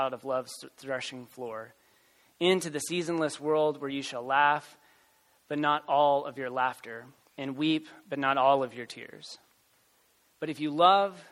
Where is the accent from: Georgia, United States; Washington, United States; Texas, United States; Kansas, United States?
Texas, United States; Waco; I am from Texas and was born and raised in Waco